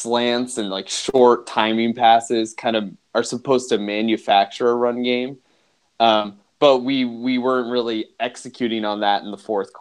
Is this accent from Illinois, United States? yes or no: no; Philadelphia, Pennsylvania, United States; growing up in Philadelphia